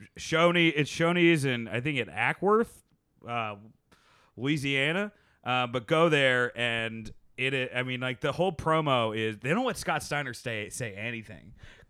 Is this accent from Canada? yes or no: yes; Canada; This is my home country. Canadians always root for Canadians, like whether it's Sami Zayn or Kevin Owens.